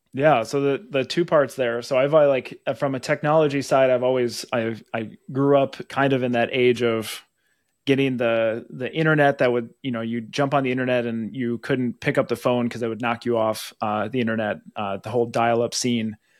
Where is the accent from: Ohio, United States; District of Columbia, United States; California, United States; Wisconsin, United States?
Wisconsin, United States; moved away as an adult; now in Minnesota, United States; Born and raised in Wisconsin